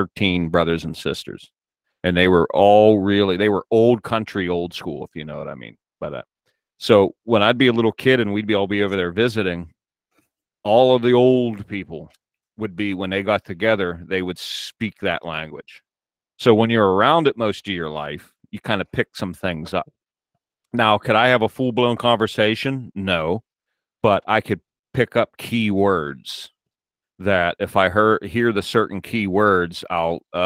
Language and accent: English; United States; I was born in here in the States